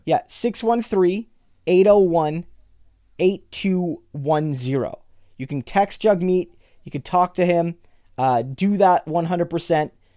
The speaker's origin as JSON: {"language": "English", "region": "New Brunswick", "country": "Canada", "tie": "born or raised there", "said": "I grew up in New Brunswick"}